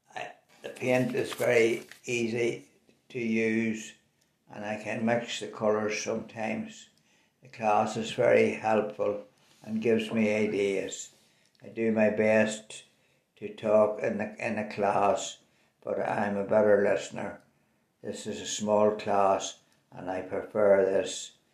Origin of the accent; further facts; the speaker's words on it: Belfast, Northern Ireland, United Kingdom; also born or lived in Tullyallen; I was born in Belfast in 1934 and went to school in Tullyallen during the war years. I lived there with my granny and grandpa. They were great years. I came back to Belfast when I was seven or eight years old. I attended St Kevin's School